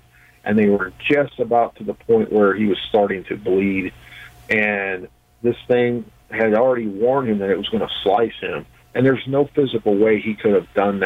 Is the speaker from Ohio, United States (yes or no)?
no; West Virginia, United States; my home state of West Virginia